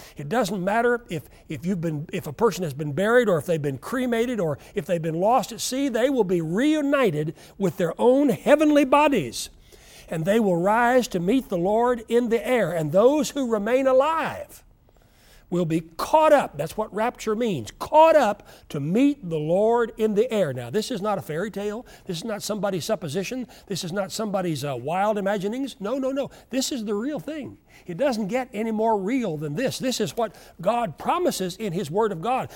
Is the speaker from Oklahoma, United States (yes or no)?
yes; Oklahoma, United States; I grew up in Oklahoma where we never ever heard of, of earthquakes